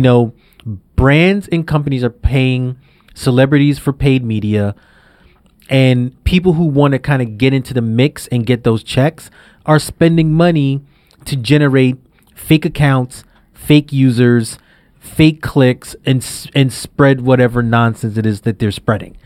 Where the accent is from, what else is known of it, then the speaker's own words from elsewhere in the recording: New York City, New York, United States; I grew up in Brownsville in Brooklyn